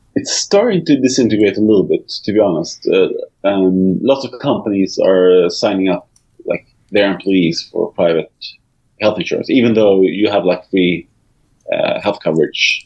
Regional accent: Sweden; English is a second language; as a Swede, and as an English speaking Swede

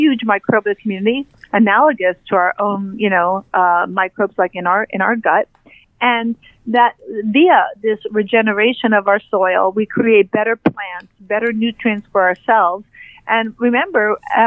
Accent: New York City, New York, United States; I'm a gal from New York City

